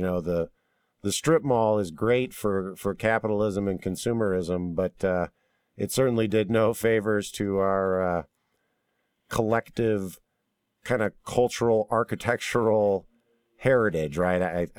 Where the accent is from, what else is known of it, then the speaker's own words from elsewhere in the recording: St. Louis, Missouri, United States; moved away; I grew up in St. Louis, very beautiful architecture, and the city there it has preserved it for the most part.